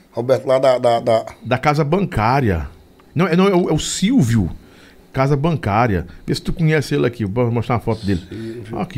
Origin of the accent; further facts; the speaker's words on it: Rio Grande do Norte, Brazil; now in Brasília, Brazil; Lobão, eu sou do Rio Grande do Norte, moro em Brasília.